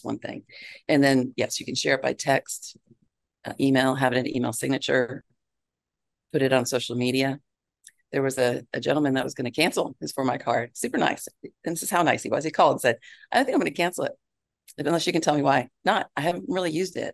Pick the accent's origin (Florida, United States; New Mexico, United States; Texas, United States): Florida, United States; Broward County; now in Georgia, United States; I was raised in Broward County